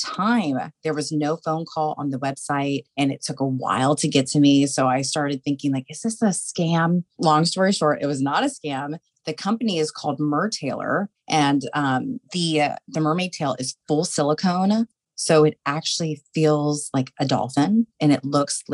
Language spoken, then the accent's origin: English; Tampa, Florida, United States; I'm a born and raised Floridian. I was born and raised in Tampa. I'm a Tampa native